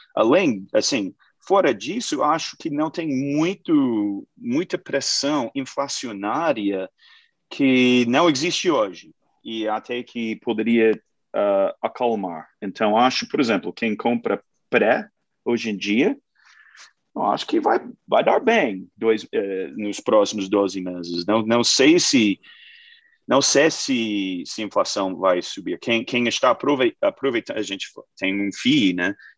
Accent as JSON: {"language": "Portuguese", "country": "United States", "second_language": "Portuguese", "moved": "yes", "lives_now": "Brazil", "said": "sou americano, sou gringo, eu fiz gestão de, de fundos globais lá nos Estados Unidos"}